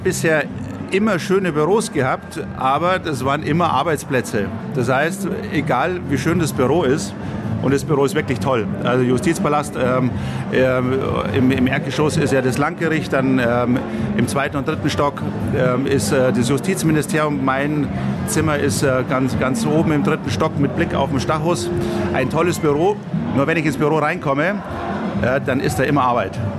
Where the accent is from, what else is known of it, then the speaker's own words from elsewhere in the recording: Munich, Bavaria, Germany; ich bin geborener Münchner, äh, bin hier aufgewachsen, habe die meiste Zeit hier gelebt